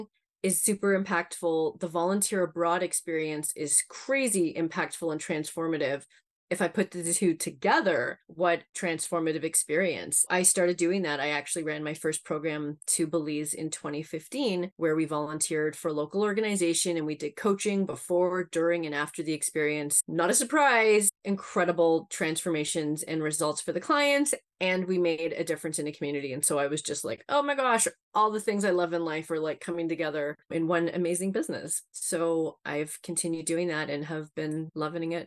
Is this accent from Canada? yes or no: yes; Canada; also born or lived in Ireland; We moved from Ireland to Canada when I was just 3